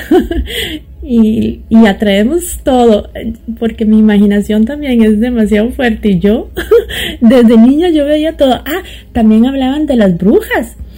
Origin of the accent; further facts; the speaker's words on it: San José, Costa Rica; also born or lived in Toronto, Canada; now in Montreal, Canada; soy de la capital de Costa Rica, San José